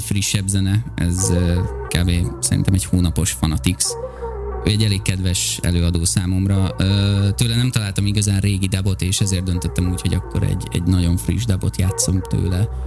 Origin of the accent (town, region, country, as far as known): Hungary